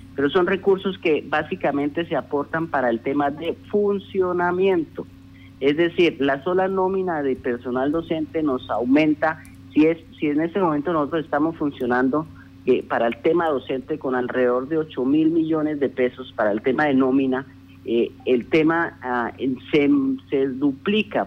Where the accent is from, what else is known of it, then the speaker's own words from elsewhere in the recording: Casanare, Colombia; quienes somos hijos de Casanare